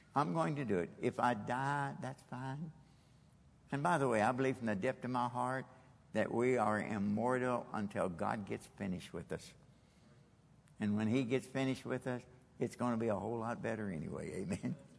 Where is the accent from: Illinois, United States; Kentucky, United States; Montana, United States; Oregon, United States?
Kentucky, United States; moved away as an adult; also born or lived in Japan; I'm from Kentucky